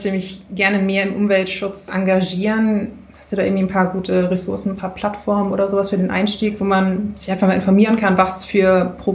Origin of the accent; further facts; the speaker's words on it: Flensburg, Schleswig-Holstein, Germany; Ich komme aus Flensburg im Kreis Schleswig-Flensburg.